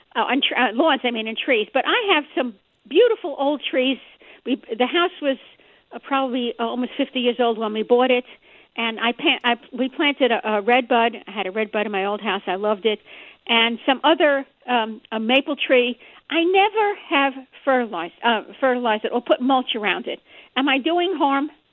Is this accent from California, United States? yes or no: no; New York City, New York, United States; now in Springfield; I'm from New York City originally